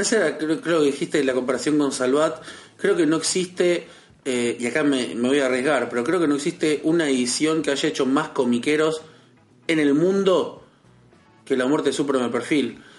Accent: Berazategui, Buenos Aires Province, Argentina; soy de Berazategui

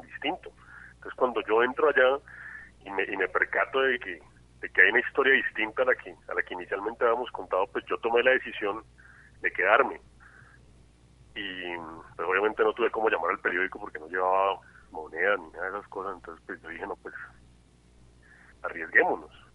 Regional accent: Cali, Valle del Cauca, Colombia; yo soy un caleño extraño porque no soy una persona muy, muy, muy, muy ligada a la cultura caleña

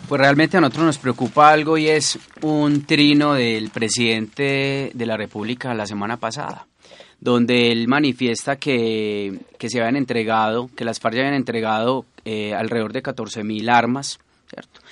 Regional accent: Jericó, Antioquia, Colombia; mi pueblo, de Jericó.

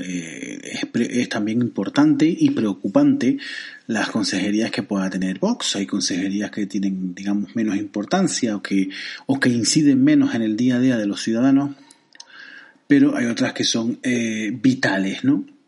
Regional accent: Canary Islands, Spain; Yo que soy canario

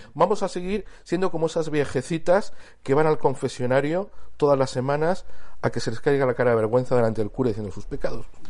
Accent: Cástulo, Andalusia, Spain; Cástulo, que es donde yo nací

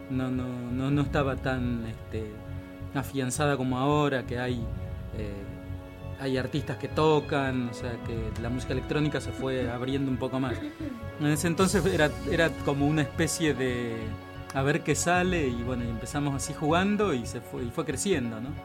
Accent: Maipú, Buenos Aires Province, Argentina; now in Buenos Aires, Argentina; nosotros somos de Maipú, provincia de Buenos Aires, Maipú

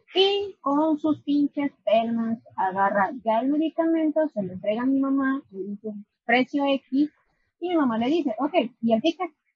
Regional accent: Aguascalientes, Mexico; also born or lived in León; yo soy de Aguascalientes, vivía allá un tiempo, realmente desde que nací no vivía allá, ni vi en León

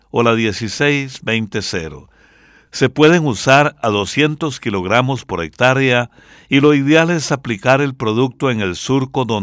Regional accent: San Pedro Sula, Cortés, Honduras; Por eso vamos a escuchar una ranchera de Honduras con … mi pueblo querido.

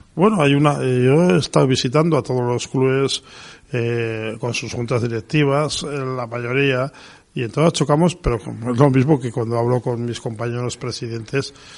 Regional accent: Pamplona, Navarre, Spain; soy de Pamplona

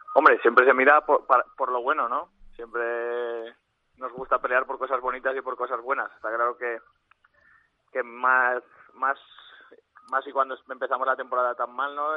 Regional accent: Aragon, Spain; now in Albacete, Spain; soy maño

